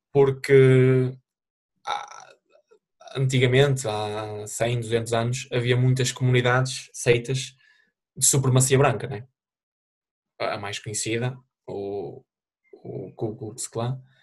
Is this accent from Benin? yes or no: no; Portugal; moved away; sou português